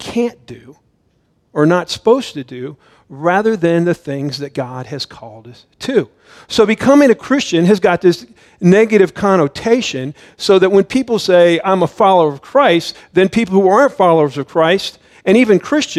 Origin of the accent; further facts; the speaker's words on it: Miami, Florida, United States; moved away as an adult; now in Idaho, United States; I grew up in Miami, and then I lived in Central Florida for many, many years before we moved out here to Idaho